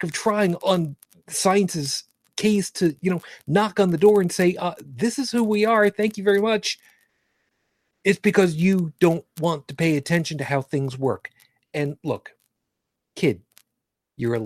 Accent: New York, United States; I grew up in New York, one of these elitist, snob, intellectualist, northeastern states

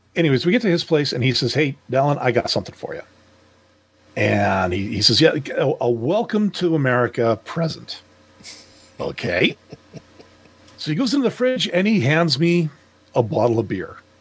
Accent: Quebec, Canada; I'm a Canadian

